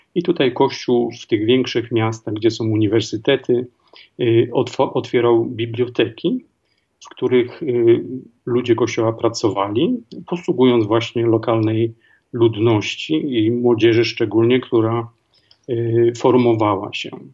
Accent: Głogów, Lower Silesian Voivodeship, Poland; moved away as an adult; also born or lived in Zambia / Tanzania / Kenya / France; Pochodzę z Głogowa, z Dolnego Śląska

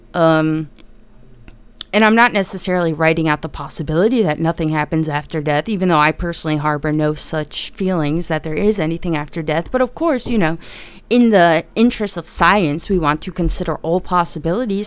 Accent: New Jersey, United States; I'm from New Jersey, uh, and I, and the part of New Jersey that's just west of New York City

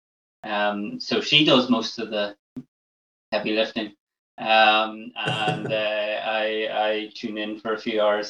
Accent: Castle Gardens, Northern Ireland, United Kingdom; moved away as an adult; also born or lived in Dublin, Ireland; now in Bray, Ireland; We grew up in Castle Gardens.

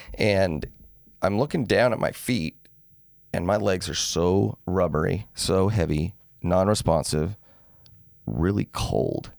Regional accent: Salt Lake City, Utah, United States; now in St. George, United States; I grew up in Salt Lake, moved down here in oh five.

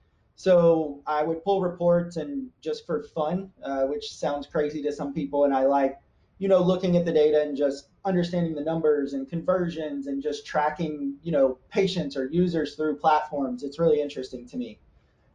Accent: Nashville, Tennessee, United States; moved away as an adult; also born or lived in Columbus; I grew up in the South, so I grew up in Nashville, Tennessee

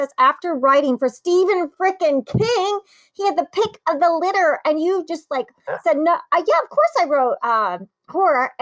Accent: Italy; I was born in Italy

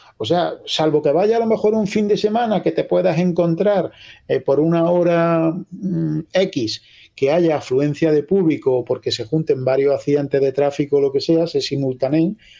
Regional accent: La Carolina, Andalusia, Spain

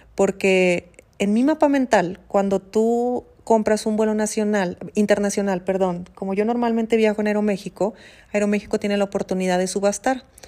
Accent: Mexico; Yo en Brasil estaba pensando como mexicana.

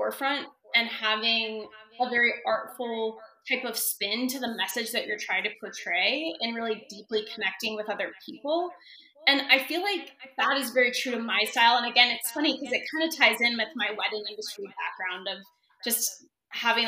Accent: Wyoming, United States; moved away as an adult; also born or lived in Denver, Colorado; I'm moving back to my hometown in small town Wyoming

